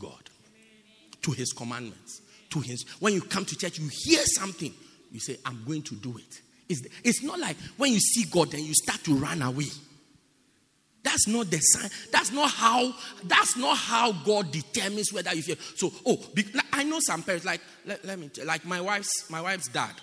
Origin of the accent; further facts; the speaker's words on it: Port Elizabeth, Eastern Cape, South Africa; I'm from Port Elizabeth